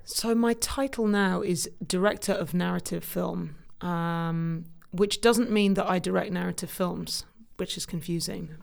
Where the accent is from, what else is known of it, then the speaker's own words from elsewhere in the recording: Cambridge, East of England, United Kingdom; moved away as an adult; also born or lived in London; now in New York, United States; I grew up in Cambridge, in the U K